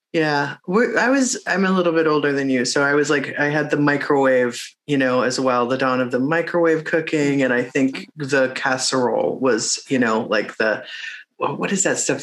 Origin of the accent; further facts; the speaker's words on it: Midwest, United States; now in Los Angeles, United States; I'm a Midwesterner